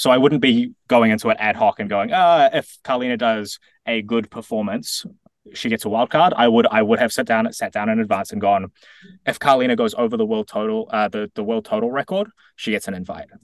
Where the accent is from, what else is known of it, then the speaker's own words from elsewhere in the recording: New Zealand; as a New Zealander